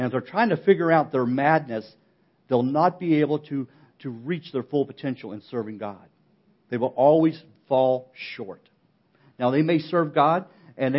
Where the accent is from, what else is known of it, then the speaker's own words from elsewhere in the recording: West Virginia, United States; I'm from West Virginia